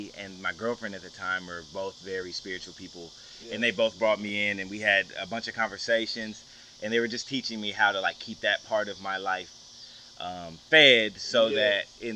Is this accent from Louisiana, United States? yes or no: yes; Shreveport, Louisiana, United States; also born or lived in Killeen, Texas; I'm born and raised Shreveport, Louisiana. But, I was born in Killeen, Texas, but I've been here since I was a baby.